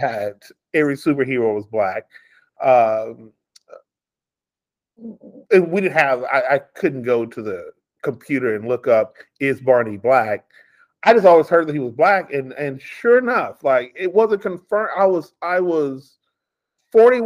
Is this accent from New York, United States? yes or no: no; New Chapel Hill, Texas, United States; moved away as an adult; now in Las Vegas, United States; I grew up in East Texas, like population 533, a little town called New Chapel Hill.